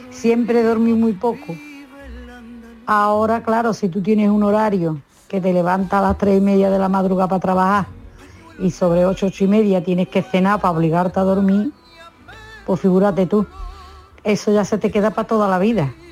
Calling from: Huelva, Andalusia, Spain; tardes, Marilo de compañía. … de Huerva...

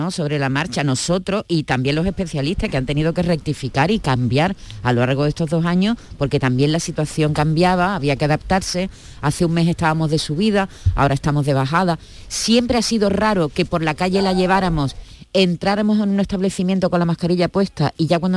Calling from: Jaén, Andalusia, Spain; Hola, buenos días. Yo soy … de Jaén.

